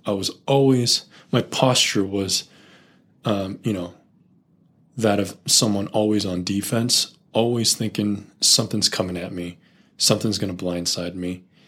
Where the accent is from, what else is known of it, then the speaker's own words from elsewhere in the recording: Silicon Valley, California, United States; I grew up in the Silicon Valley